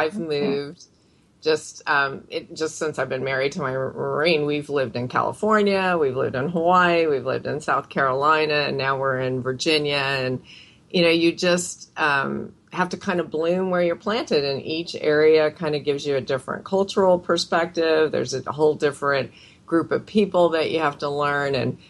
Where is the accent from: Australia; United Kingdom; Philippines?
Philippines; born there; I can't really claim, I'm from this area, except for that I was born in the Philippines.